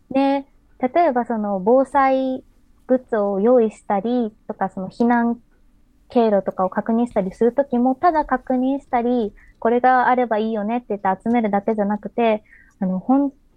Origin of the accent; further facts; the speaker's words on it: Kobe, Hyogo, Japan; 私自身、あの、神戸市の出身ですので